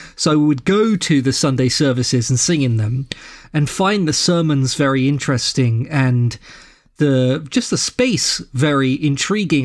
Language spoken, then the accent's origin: English; London, United Kingdom; moved away as an adult; also born or lived in Boston, Massachusetts; now in Saint Louis, United States; So I'm from London, England. where I was born and grew up, but I live in Saint Louis, Missouri now